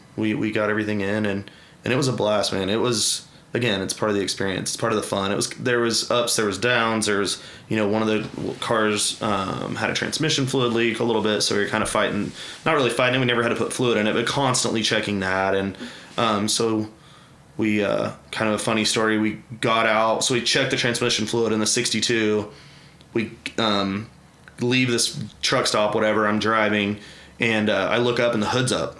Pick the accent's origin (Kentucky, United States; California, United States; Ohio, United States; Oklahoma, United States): Oklahoma, United States; Edmond; also born or lived in Las Vegas; I grew up in Edmond, went to Memorial